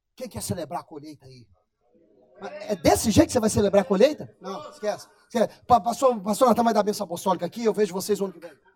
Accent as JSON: {"language": "Portuguese", "town": "Colatina", "region": "Espírito Santo", "country": "Brazil", "tie": "born or raised there", "also_born_or_lived": "Vila Velha", "said": "eu sou capixaba. Nascido em Vila Velha, mas eu morava na Grande Colatina"}